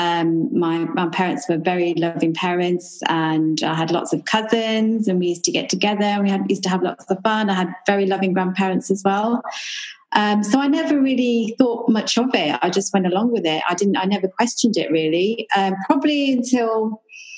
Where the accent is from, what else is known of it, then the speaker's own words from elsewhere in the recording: Maidenhead, South East England, United Kingdom; also born or lived in Coventry; I was born in Coventry. And then when I was 6 years old, my dad and my mum moved to Maidenhead, which is West London, to start a new life there.